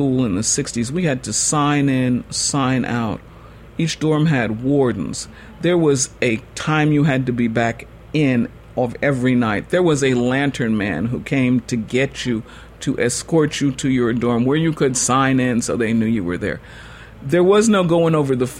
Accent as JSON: {"language": "English", "region": "the North", "country": "United States", "tie": "born or raised there", "said": "I was born and raised in the North, and I had no Southern relatives"}